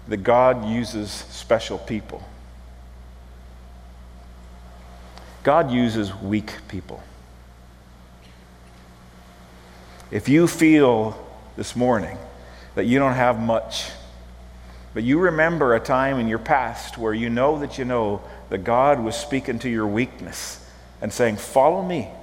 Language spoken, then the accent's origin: English; Prince Albert, Saskatchewan, Canada; I grew up in Prince Albert, Saskatchewan